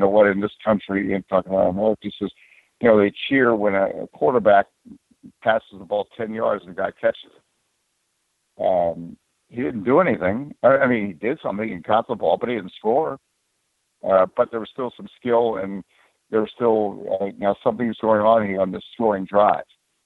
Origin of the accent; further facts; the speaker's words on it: United States; as an American because you know, we live in a country